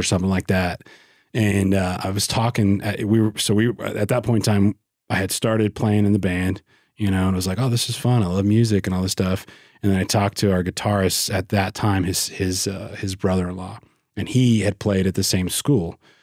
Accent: West Monroe, Louisiana, United States; moved away; I grew up in West Monroe, which is, like, northeast Louisiana

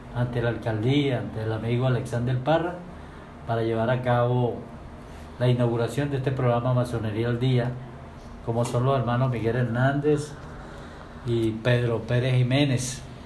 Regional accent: San Fernando de Apure, Apure, Venezuela; also born or lived in Achaguas; yo vengo de San Fernando

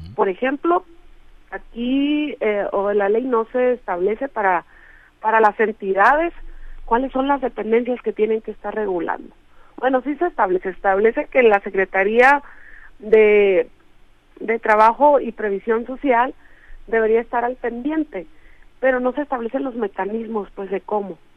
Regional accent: Mexico; hacia el norte que es de donde yo soy

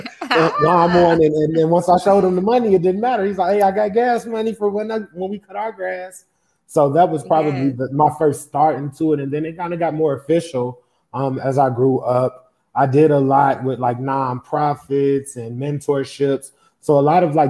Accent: Chicago, Illinois, United States; I grew up in Chicago.

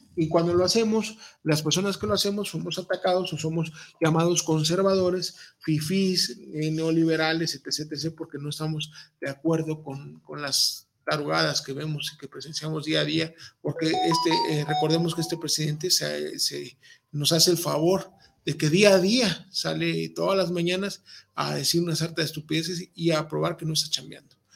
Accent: Veracruz, Mexico; los que saben que somos jarochos, eh, pues traemos ese, ese léxico a flor de piel

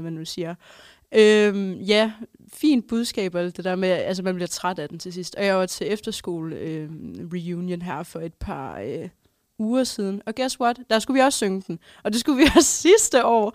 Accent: Holstebro, Central Denmark Region, Denmark; moved away; har jeg også, øh, været hjemme i Holstebro

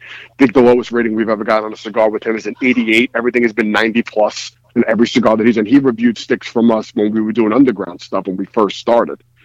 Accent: New York City, New York, United States; I am from Bensonhurst, Brooklyn, New York City.

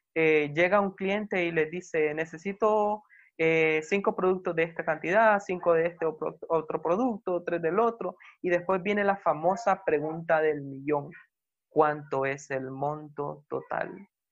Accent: Nicaragua; soy nicaragüense

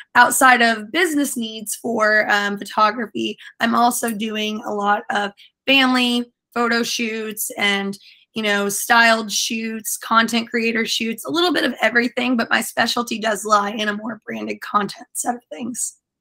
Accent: Indiana, United States; moved away as an adult; also born or lived in Tampa, Florida; now in St. Petersburg, United States; I came from the Midwest in Indiana. Indianapolis specifically is where I spent a lot of my time. I grew up a little bit closer to Kentucky

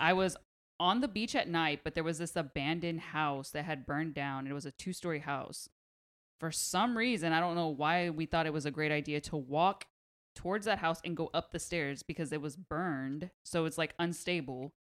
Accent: Pasadena, California, United States; I'm from Pasadena.

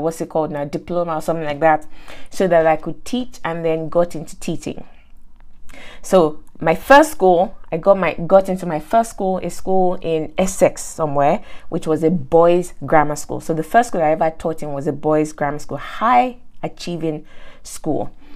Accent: Nigeria; moved away; I grew up in Nigeria, went to school in Nigeria, and teachers were not exactly rated in Nigeria

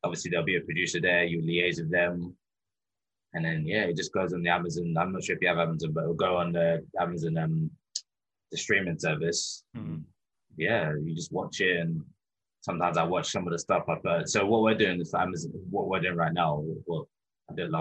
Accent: London, United Kingdom; I grew up in London.

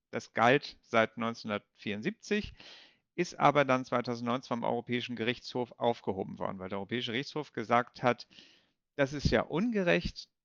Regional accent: Kiel, Schleswig-Holstein, Germany; moved away as an adult; also born or lived in Bonn / Brussels; Ich komme ja aus Kiel ursprünglich

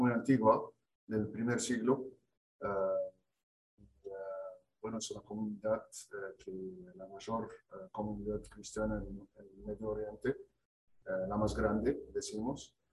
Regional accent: Egypt; Spanish is a second language; moved away as an adult; also born or lived in Canada; now in Argentina; mi fe, soy, soy cristiano. los cristianos de Egipto

